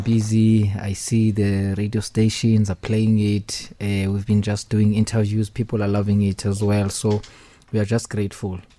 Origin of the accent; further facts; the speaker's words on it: Eastern Cape, South Africa; I'm original from Eastern Cape